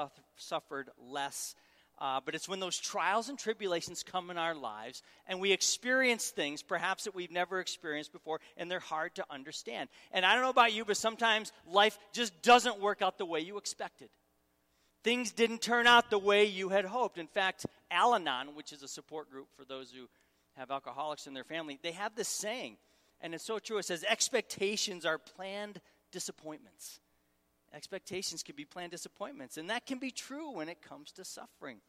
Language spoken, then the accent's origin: English; Syracuse, New York, United States; moved away as an adult; also born or lived in Raleigh, North Carolina; I'm from Syracuse, Syracuse, New York